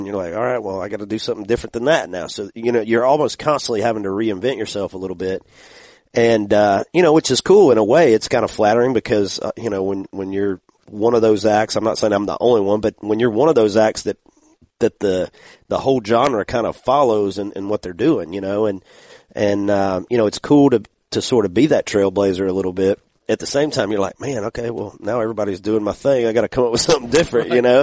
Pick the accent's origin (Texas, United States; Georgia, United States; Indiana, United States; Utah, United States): Georgia, United States; I'm from Georgia